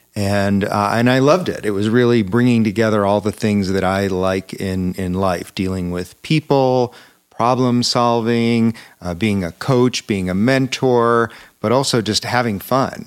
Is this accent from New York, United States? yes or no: yes; Buffalo, New York, United States; moved away as an adult; also born or lived in Aspen, Colorado; I grew up in Buffalo, New York